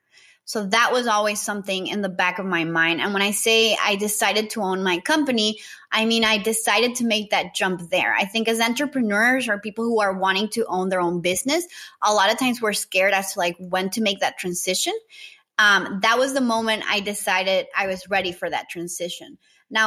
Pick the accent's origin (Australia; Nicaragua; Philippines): Nicaragua; also born or lived in Costa Rica; I am originally from Nicaragua.